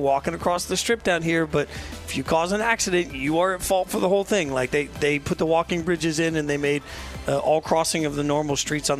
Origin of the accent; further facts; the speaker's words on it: Las Vegas, Nevada, United States; moved away; I grew up in Vegas as a kid.